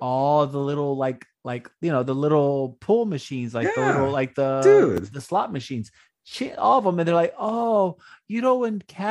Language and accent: English; Houston, Texas, United States; when we were growing up in Houston